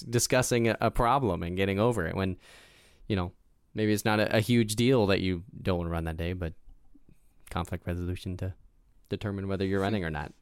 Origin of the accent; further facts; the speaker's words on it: United States; growing up in America